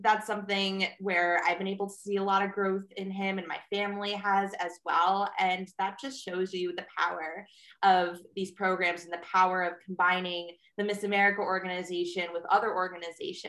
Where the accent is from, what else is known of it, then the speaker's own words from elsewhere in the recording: Bristol, Connecticut, United States; I'm from Bristol, Connecticut, born and raised.